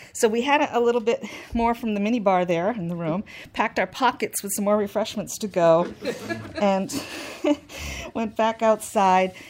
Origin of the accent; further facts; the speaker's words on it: New Hampshire, United States; I was from New Hampshire